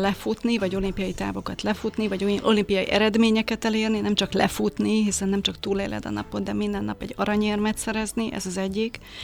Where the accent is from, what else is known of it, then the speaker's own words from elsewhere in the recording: Hungary; moved away as an adult; aki bár 50 kilométerre éltem Budapesttől